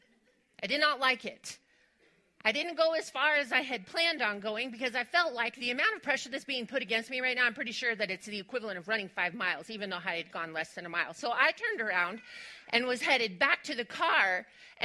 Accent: West Texas, United States; moved away; I am originally from West Texas

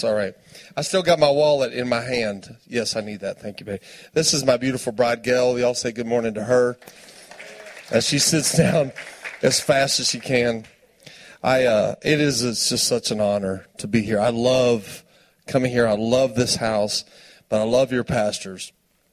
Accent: Tulia, Texas, United States; I'm from Tuya, Texas. Post is right down the road. It's West Texas.

